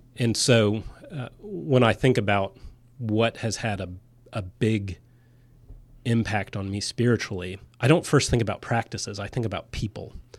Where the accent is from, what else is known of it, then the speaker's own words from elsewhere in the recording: Florida, United States; I grew up saltwater fishing in Florida.